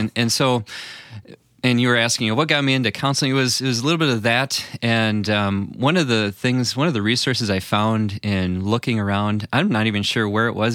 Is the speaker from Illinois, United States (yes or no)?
yes; Illinois, United States; I grew up in the Illinois area